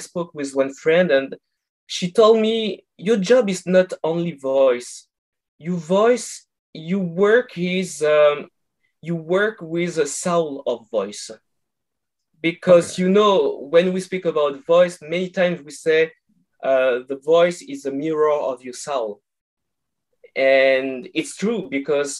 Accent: France; accent: French; English is a second language; moved away as an adult; now in Canada; I'm from France, and I moved 2 years ago to Canada

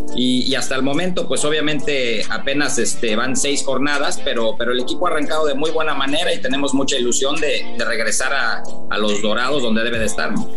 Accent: Mexico; nosotros como técnicos mexicanos

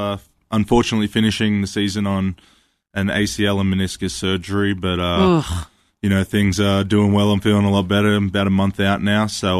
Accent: Melbourne, Victoria, Australia; Yeah, so I grew up in Melbourne, Australia, pretty central, inner city kind of grew up.

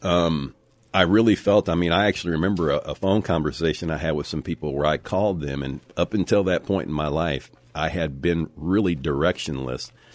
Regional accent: United States; we have grown up in America where there has been religious freedom

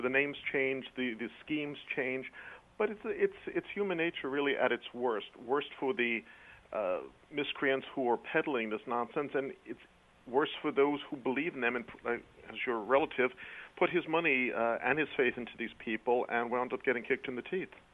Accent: New York City, New York, United States; accent: quasi-British; now in Connecticut, United States; I'm a British heritage, but I was born in New York City

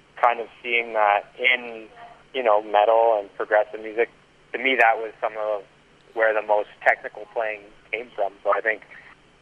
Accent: Canada; being Canadian

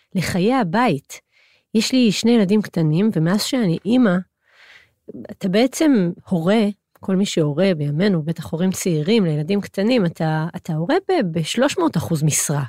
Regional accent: Hod HaSharon, Central District, Israel; גדלתי בהוד השרון

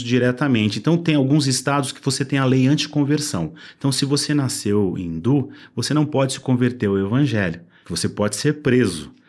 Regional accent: Brazil; eu, como brasileiro

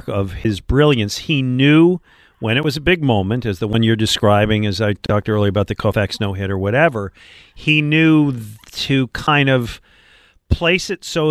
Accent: Buffalo, New York, United States; moved away as an adult; also born or lived in Detroit; now in Philadelphia, United States; I grew up in Buffalo.

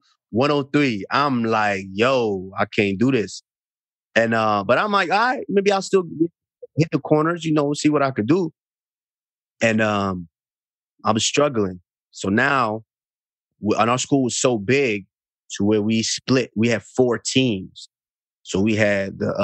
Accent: Arlington, Texas, United States; moved away as an adult; also born or lived in Auchi, Edo State, Nigeria; now in Boca Raton, United States; I grew up in Arlington, which is this kind of like the suburb

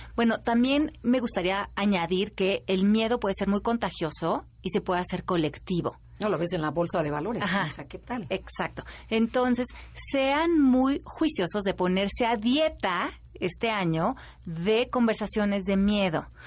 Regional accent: Mexico; como mexicanos

